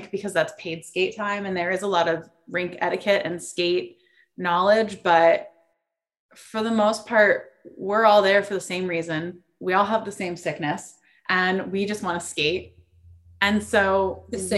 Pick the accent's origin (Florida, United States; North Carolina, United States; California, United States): Florida, United States; South; moved away as an adult; also born or lived in East Coast; now in San Diego, United States; I grew up in South Florida